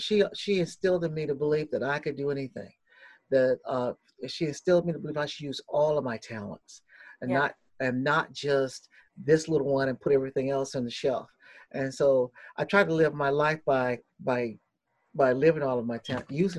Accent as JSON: {"language": "English", "town": "Norfolk", "region": "Virginia", "country": "United States", "tie": "born or raised there", "said": "I'm originally from Norfolk, Virginia, born and raised there"}